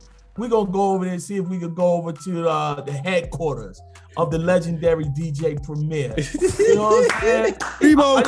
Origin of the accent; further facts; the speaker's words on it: New York City, New York, United States; I'm from Harlem. I'm from Harlem, New York.